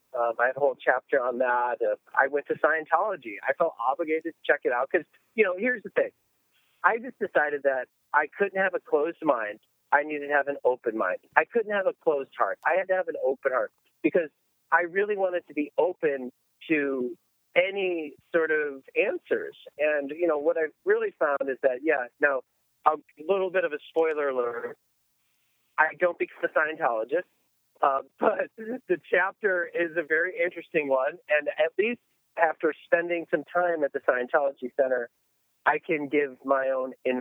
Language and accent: English; Buffalo, New York, United States; moved away; as a kid growing up in Buffalo, New York